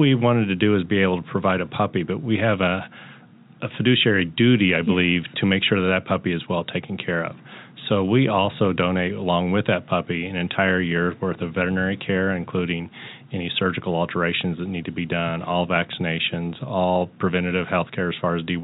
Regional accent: the Northland, Missouri, United States; I'm born and raised in the Northland

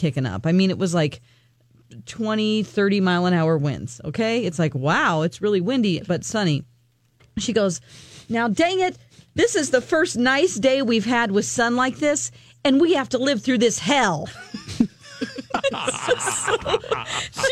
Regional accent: Missouri, United States; moved away; in Missouri, in my hometown

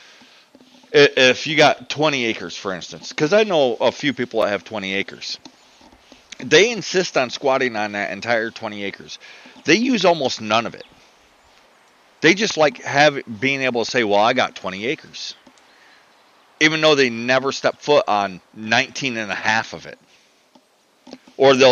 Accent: United States; I'm American

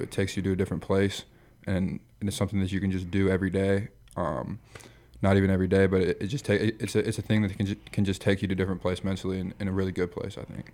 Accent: Michigan, United States; moved away as an adult; also born or lived in Iowa; now in Nebraska, United States; I grew up in Michigan

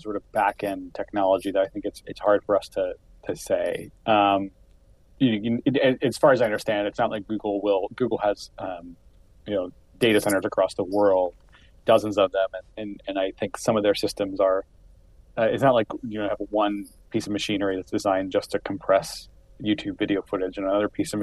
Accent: Columbus, Ohio, United States; also born or lived in Wooster, Ohio / Chicago, Illinois; I'm from Columbus, Ohio.

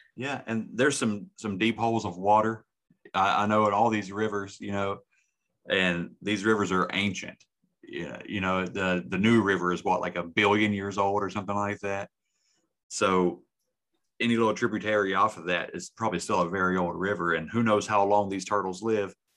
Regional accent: West Virginia, United States; my home state

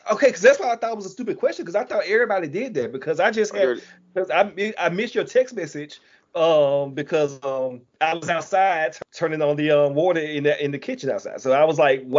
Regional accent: Alabama, United States; I'm ignorant from Alabama.

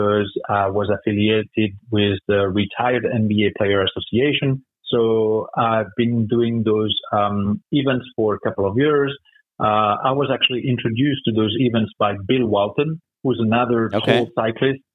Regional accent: France; moved away; I'm from France

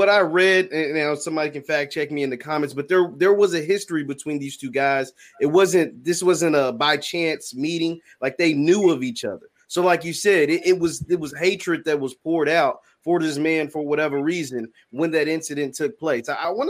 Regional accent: Louisville, Kentucky, United States; I know the guys that I grew up with in West Louisville that, you know, I'm 25, that aren't here.

